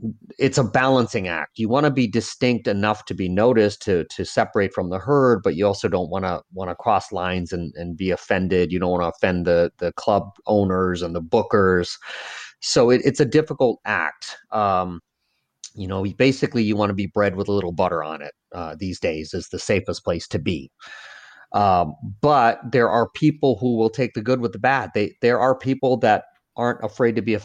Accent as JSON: {"language": "English", "country": "United States", "tie": "born or raised there", "also_born_or_lived": "Laos / Northeast US", "first_language": "Lao", "lives_now": "New Orleans, United States", "said": "I'm an American. I grew up in America. I'm Laotian, but I'm an American"}